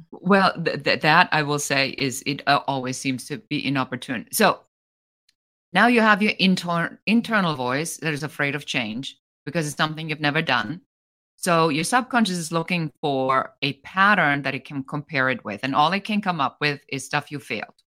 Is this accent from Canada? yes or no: no; Germany; moved away as an adult; now in United States; I'm originally from Germany. I'm an immigrant